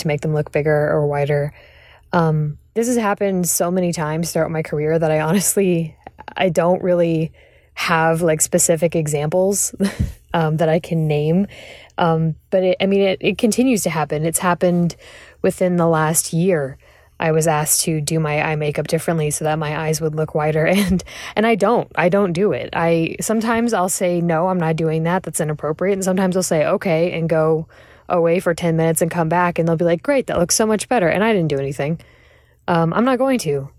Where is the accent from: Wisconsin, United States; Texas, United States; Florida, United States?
Texas, United States; Austin; I'm from Austin, Texas, and I've been an actor for 17 years